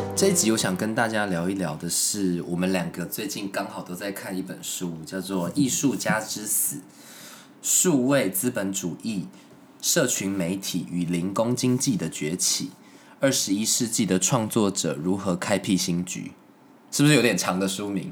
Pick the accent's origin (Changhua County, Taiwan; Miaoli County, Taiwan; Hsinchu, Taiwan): Miaoli County, Taiwan; moved away; 我老家，庙里好像有一大柜都是那个时候，你知道吗？演出